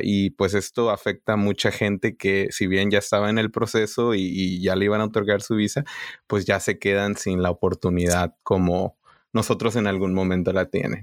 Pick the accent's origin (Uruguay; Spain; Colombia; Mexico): Mexico; northern Mexico border; moved away as an adult; now in United States; yo de la frontera